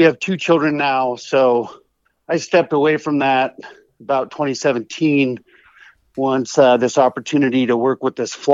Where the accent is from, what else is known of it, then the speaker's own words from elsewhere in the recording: Oregon, United States; moved away as an adult; now in Montana, United States; I grew up in Oregon